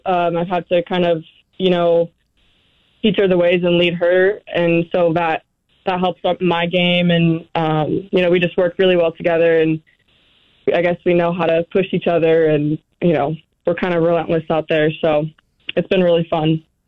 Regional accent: Arizona, United States; moved away as an adult; also born or lived in New Mexico; now in Boise, United States; I am originally from Arizona.

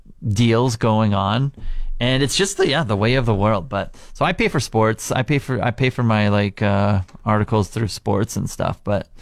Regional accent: Canada

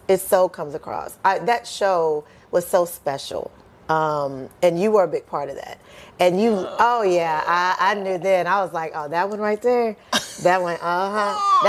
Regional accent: Kentucky, United States; I'm just a small-town girl from Kentucky.

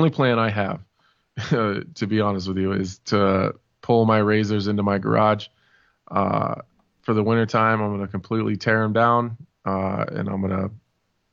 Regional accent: Nebraska, United States; I'm from Nebraska

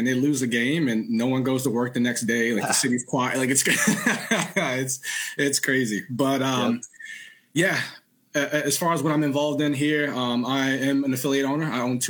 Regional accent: Baltimore, Maryland, United States; now in Boston, United States; originally from the Baltimore, Maryland area, but currently now, yeah, Ben, we both got 410 numbers still.

